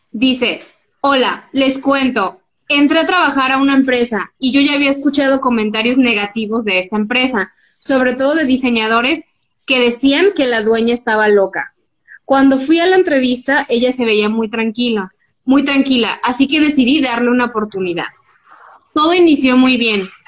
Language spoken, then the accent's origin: Spanish; Guadalajara, Jalisco, Mexico; also born or lived in Ensenada; Obvio, yo soy de Guadalajara y tenía cinco años viviendo en esa ciudad y no lo conocía.